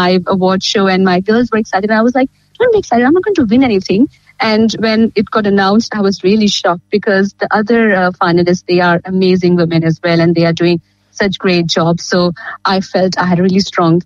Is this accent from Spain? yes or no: no; India; now in Geelong, Australia; I come from India